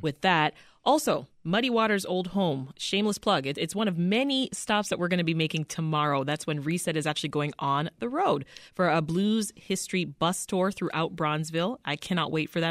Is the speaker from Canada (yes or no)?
yes; Canada; now in Chicago, United States; my hometown, Canada